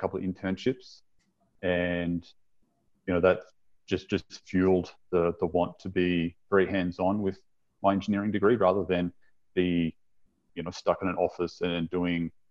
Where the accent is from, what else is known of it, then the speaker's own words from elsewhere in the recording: Australia; moved away as an adult; now in Salt Lake City, United States; I'm from Australia originally